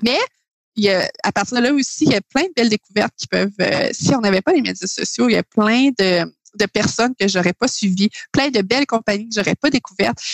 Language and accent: French; Quebec, Canada; je viens de, Québec